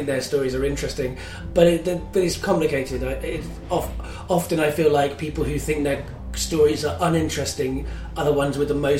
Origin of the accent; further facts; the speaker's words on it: London, United Kingdom; accent: London; had a much more London accent than I have now.